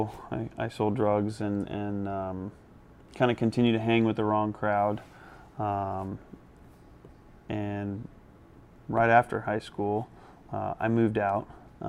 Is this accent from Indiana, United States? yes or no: yes; Indianapolis, Indiana, United States; Born and raised in Indiana. I graduated from Lawrence North High School, so pretty local to the area